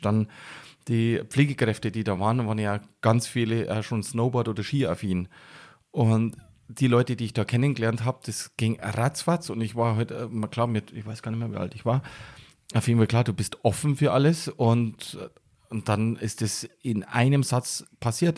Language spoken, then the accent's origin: German; near Passau, Bavarian Forest, Germany; also born or lived in Munich; now in Garmisch-Partenkirchen, Germany; da bin ich geboren. Da habe ich die sehr wichtige Zeit meines Lebens verbracht. Aber aufgewachsen bin ich in der Nähe, im südlichen Mittelpunkt des Bayerischen Waldes